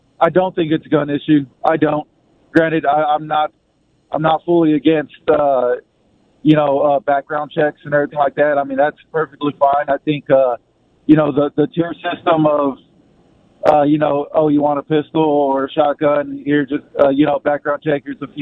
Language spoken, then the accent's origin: English; South Texas, United States; I'm from South Texas, actually, just a couple hours south of San Antonio